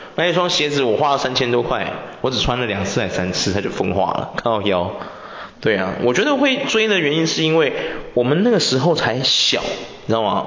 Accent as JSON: {"language": "Chinese", "country": "Taiwan", "said": "我们台湾人有个缺点"}